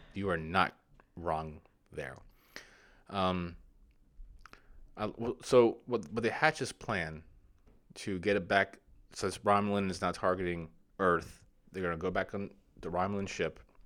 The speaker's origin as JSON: {"language": "English", "country": "United States", "said": "I'm not an English, I'm American."}